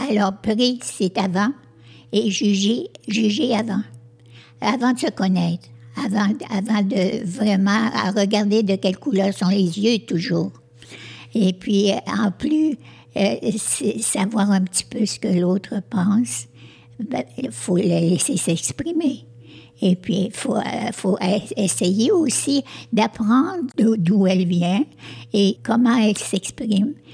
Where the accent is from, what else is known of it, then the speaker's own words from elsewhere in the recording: Montreal region, Quebec, Canada; also born or lived in Sherbrooke; je suis née à Sherbrooke mais euh, nous, avons euh, tout vécu euh, dans, la région de, Montréal.